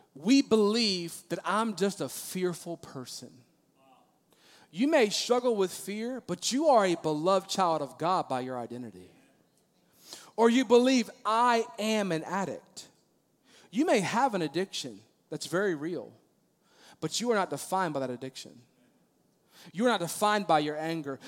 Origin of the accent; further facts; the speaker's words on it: Maryland, United States; moved away; also born or lived in Virginia Beach, Virginia; I grew up in Maryland